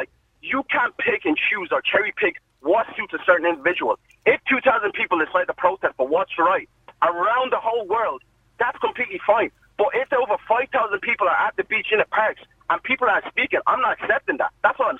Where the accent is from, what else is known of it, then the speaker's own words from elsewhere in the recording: Ireland; I'm of an African background myself, and my mum has lived in this country for about 35 years plus. So my mum is Irish. She's Irish herself. I'm Irish.